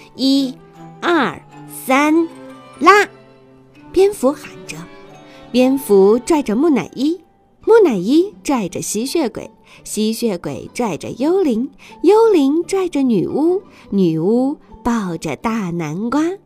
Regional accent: China; 西方的圣诞节其实和我们中国人的中元节一样

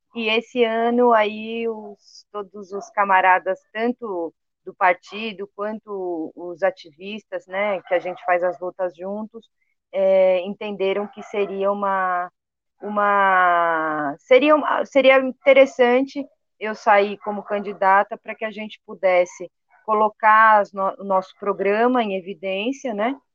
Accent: Capão Redondo, São Paulo, Brazil; eu sou aqui do Capão Redondo

